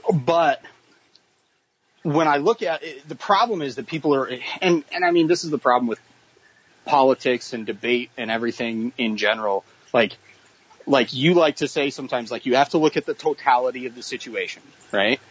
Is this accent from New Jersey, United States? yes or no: no; Boise, Idaho, United States; because I grew up in Boise